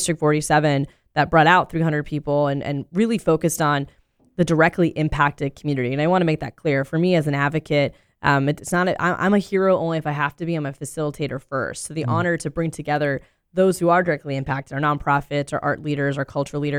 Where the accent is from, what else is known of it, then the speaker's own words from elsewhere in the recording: Orlando, Florida, United States; this is my hometown. I'm born and raised in Orlando. I went to public school K through 12